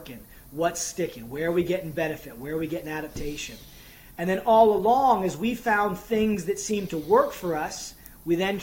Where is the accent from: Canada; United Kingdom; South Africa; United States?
United States; moved away as an adult; now in Ireland; I'm coming from a different culture. I'm an American.